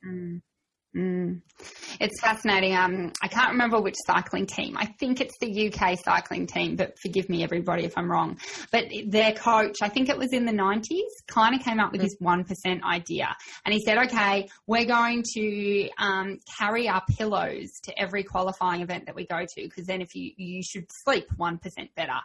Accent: Australia; I'm Aussie

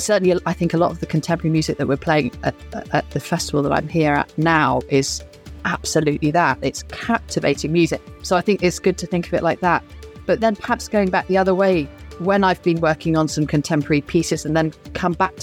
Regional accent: United Kingdom; being a British cellist

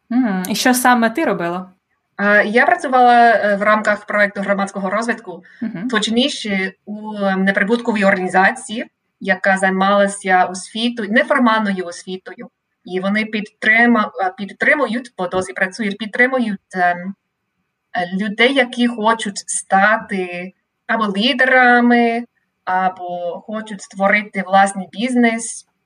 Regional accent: Sacramento, California, United States; Ukrainian is a second language; also born or lived in Monterey, California / Indiana / Ireland / Ukraine; я родом е, з Каліфорнії, місто Сакраменто. Це невелике місто, але Сакраменто це столиця Каліфорнії. Е, і я я зараз досі живу е, у своєму рідному місті, але кілька разів у житті я переїжджала.

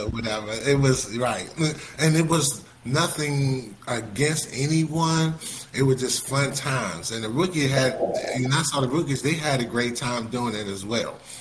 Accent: Fort Washington, Maryland, United States; I was raised in Fort Washington, Maryland

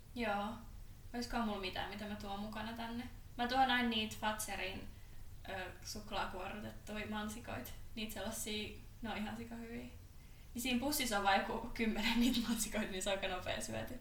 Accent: Hollola, Päijänne Tavastia, Finland; moved away; mä oon Hollolasta, mm. mikä on sellainen pikkupaikka, kunta

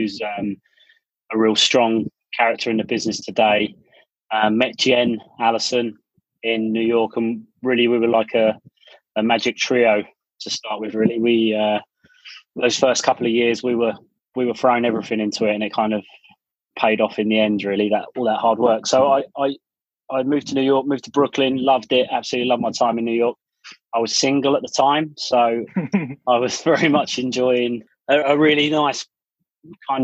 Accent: England, United Kingdom; moved away as an adult; now in United States; we grew up in Bewers, quite a modest upbringing

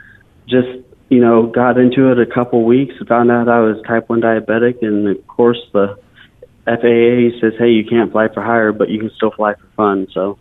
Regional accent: Boise, Idaho, United States; moved away as an adult; also born or lived in New Plymouth, Idaho; now in Nashville, United States; I grew up in Idaho 27 years, Boise, and surrounding areas.

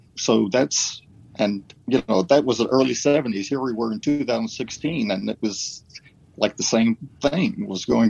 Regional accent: Ohio, United States; I grew up in Ohio

